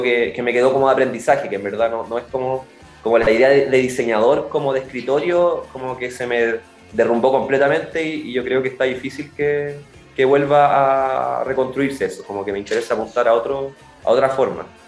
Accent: Chillán, Ñuble, Chile; also born or lived in Curicó; nací en, Curicó, pero crecí en Chillán, entonces siempre me moví ahí en la, en la depresión intermedia

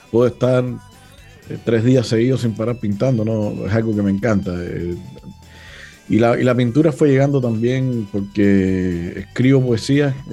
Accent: Cuba; now in Chile; Y ahora también soy chileno, imagínate. o sea, como siempre digo, soy más, cubano que, el mojito

